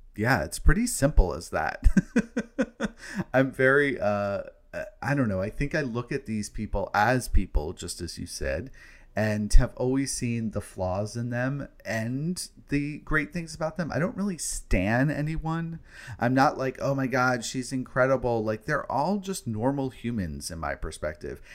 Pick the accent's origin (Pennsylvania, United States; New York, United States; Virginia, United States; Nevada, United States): New York, United States; New York City; being a New Yorker myself